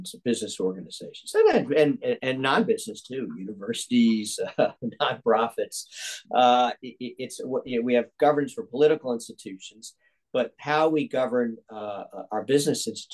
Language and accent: English; Atlanta, Georgia, United States; growing up in Atlanta in the 1960s